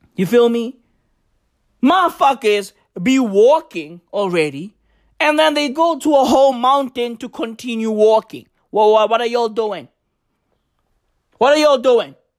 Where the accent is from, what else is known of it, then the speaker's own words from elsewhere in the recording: South Africa; I'm African. I'm recording this in South Africa. I am South African.